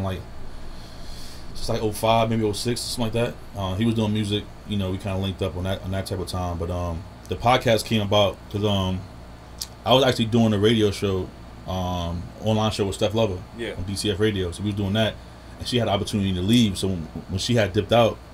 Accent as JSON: {"language": "English", "town": "New York City", "region": "New York", "country": "United States", "tie": "born or raised there", "said": "growing up in Southside, I definitely got close friends and people that's in the area"}